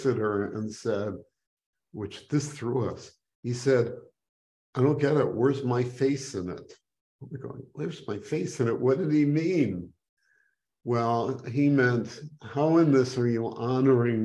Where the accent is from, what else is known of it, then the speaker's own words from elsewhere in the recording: Skokie, Illinois, United States; I grew up in Skokie, Illinois, which, you know, a little suburb outside of Chicago